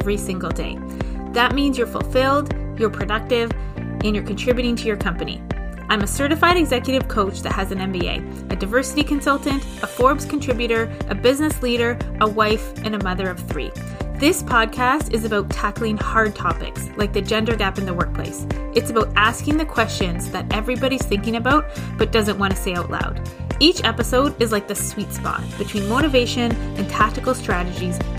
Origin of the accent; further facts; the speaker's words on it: Canada; also born or lived in Halifax; I'm Canadian in Halifax